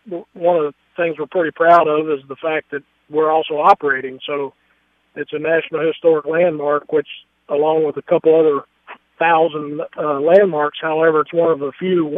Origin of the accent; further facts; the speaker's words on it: Kentucky, United States; I'm from Kentucky. I've got family that was in the distilling business